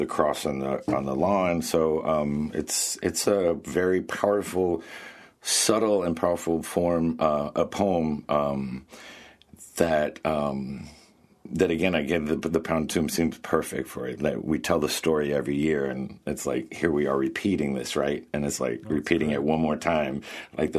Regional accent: Bethel, United States; I'm back in Bethel in my hometown

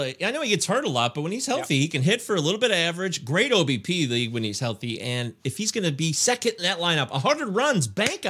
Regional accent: Detroit, Michigan, United States; I take Spencer Turnbull, my hometown guy of the Detroit Tigers, who I believe could be the ace of the staff this year.

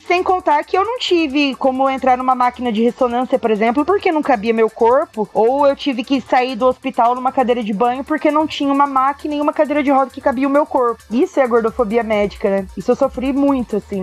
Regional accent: Paraná, Brazil; sou do Paraná

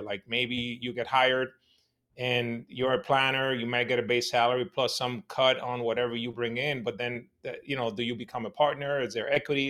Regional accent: New York City, New York, United States; my neighborhood when I was growing up in Washington Heights in New York City

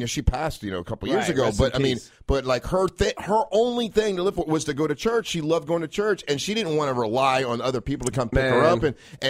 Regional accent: Orlando, Florida, United States; I grew up in Orlando, born and raised here.

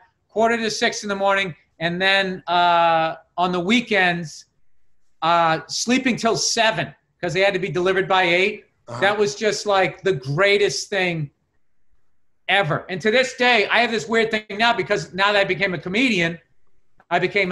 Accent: Massachusetts, United States

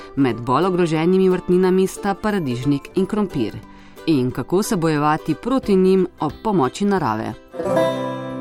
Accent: Slovenia

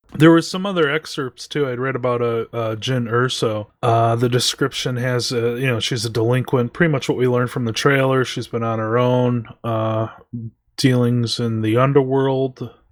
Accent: United States; we are American

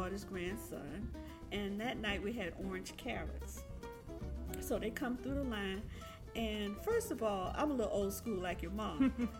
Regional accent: Orlando, Florida, United States; I was born and raised in Orlando

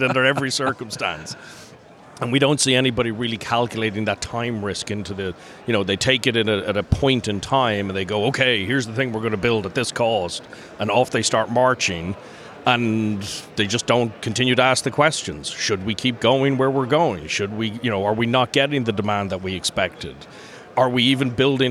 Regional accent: Dublin, Leinster, Ireland; moved away as an adult; also born or lived in North Carolina / New York / Orcas Island, Washington; I'm originally from Dublin, from Ireland.

